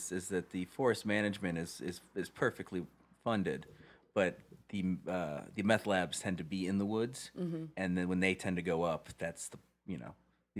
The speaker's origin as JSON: {"language": "English", "town": "St. Louis", "region": "Missouri", "country": "United States", "tie": "born or raised there", "said": "Growing up in St. Louis"}